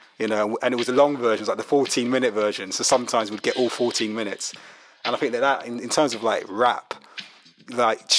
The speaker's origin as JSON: {"language": "English", "region": "London", "country": "United Kingdom", "tie": "born or raised there", "said": "I grew up in Brixton in South London, and I'm not Jamaican, but the Jamaican community was massive."}